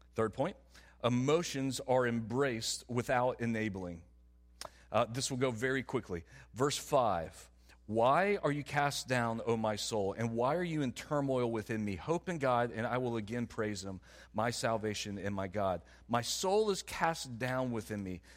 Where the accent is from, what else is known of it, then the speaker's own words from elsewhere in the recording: the South, United States; I'm from the South.